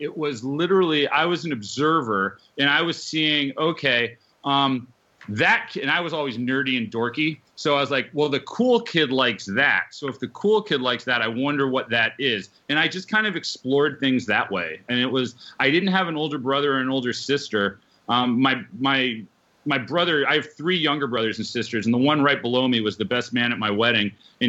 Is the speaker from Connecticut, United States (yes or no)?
yes; Connecticut, United States; born or raised there